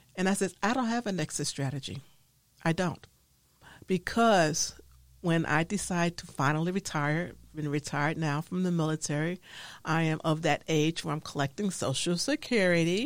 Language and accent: English; New York City, New York, United States; growing up in the Harlem in New York City